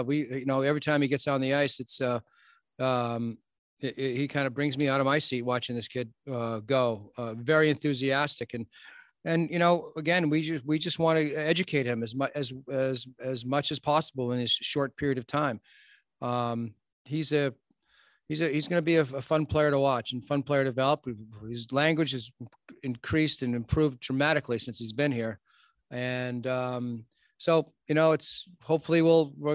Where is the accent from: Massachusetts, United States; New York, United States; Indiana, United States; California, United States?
Massachusetts, United States; Boston; moved away as an adult; also born or lived in Los Angeles; now in Philadelphia, United States; growing up in Boston